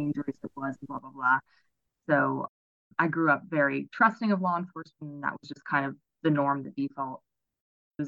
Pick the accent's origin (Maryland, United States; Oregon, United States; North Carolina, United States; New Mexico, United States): Maryland, United States; also born or lived in Baltimore, Maryland; I was born and raised in Maryland